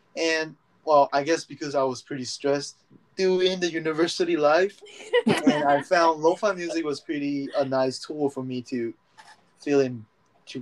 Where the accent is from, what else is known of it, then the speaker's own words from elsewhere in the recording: San Francisco Bay Area, California, United States; moved away as an adult; now in Japan; I was born in the United States. I grew up in the United States, San Francisco Bay Area